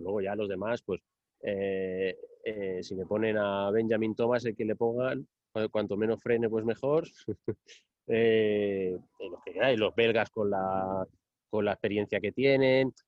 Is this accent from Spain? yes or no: yes; Silla, Valencian Community, Spain; en mi pueblo se hiciese un velódromo, ¿no? El velódromo de Silla y allí me crié